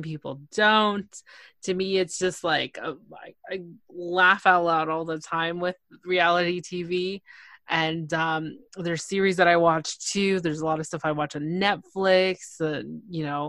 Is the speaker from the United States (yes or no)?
no; Toronto, Ontario, Canada; I'm from Toronto